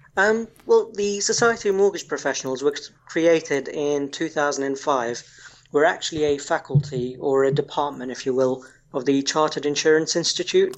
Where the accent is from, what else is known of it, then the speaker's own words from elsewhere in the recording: Kenya; moved away as an adult; now in United Kingdom; I was actually born and raised in Kenya before moving to the UK approximately 15 years ago